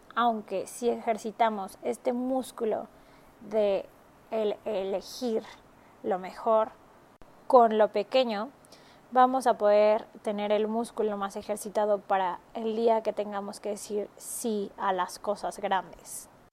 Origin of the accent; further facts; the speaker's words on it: Mexico; moved away as an adult; also born or lived in Marbella, Spain / Barcelona, Spain / Shanghai, China / Hong Kong; yo soy de México